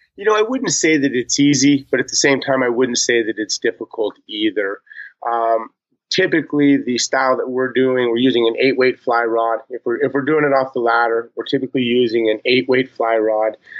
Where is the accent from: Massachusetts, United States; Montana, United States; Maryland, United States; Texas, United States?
Montana, United States; born and raised in Montana